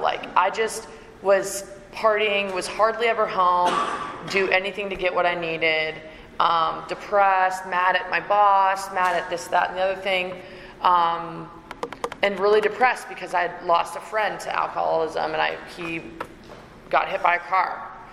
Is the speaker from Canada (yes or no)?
yes; Canada; moved away; also born or lived in Raleigh, North Carolina; I'm Canadian